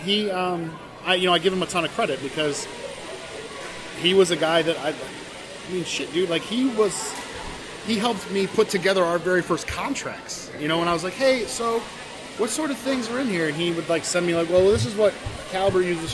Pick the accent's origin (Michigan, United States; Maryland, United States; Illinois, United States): Michigan, United States; I'm from Michigan originally. I grew up here most of my life